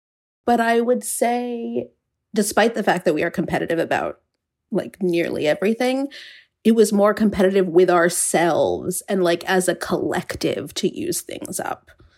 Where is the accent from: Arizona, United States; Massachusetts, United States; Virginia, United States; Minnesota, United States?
Virginia, United States; Charlottesville; We grew up in Charlottesville, Virginia